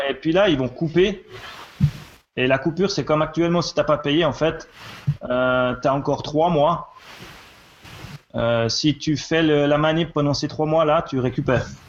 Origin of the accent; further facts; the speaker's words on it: Switzerland; chez nous en Suisse